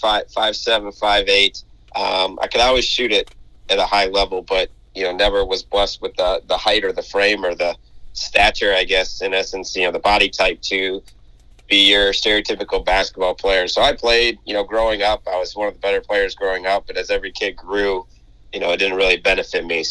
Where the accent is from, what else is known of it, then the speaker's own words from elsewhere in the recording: Midwest, United States; now in Mississippi, United States; I grew up in the Midwest